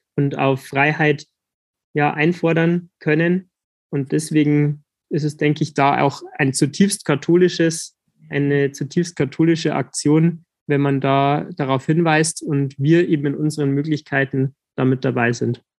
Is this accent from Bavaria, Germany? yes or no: yes; Landshut, Bavaria, Germany; bei uns in Landshut